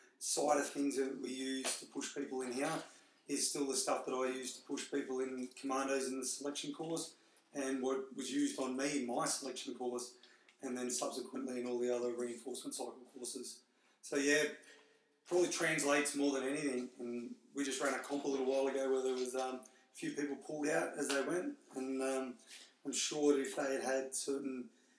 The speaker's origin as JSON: {"language": "English", "town": "Newcastle", "region": "New South Wales", "country": "Australia", "tie": "born or raised there", "said": "born and bred in Newcastle."}